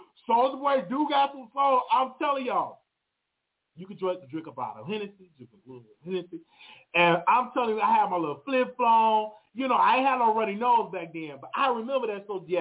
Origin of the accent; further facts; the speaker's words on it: Chicago, Illinois, United States; I'm from Chicago in Inglewood.